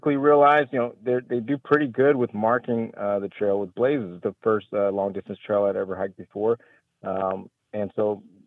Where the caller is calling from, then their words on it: Waco, Texas, United States; I'm calling from Waco, Texas